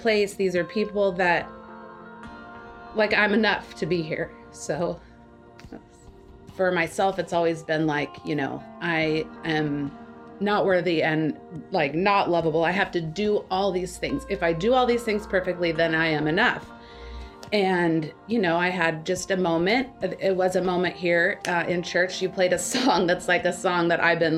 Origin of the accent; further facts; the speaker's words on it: Tacoma, Washington, United States; I grew up in Tacoma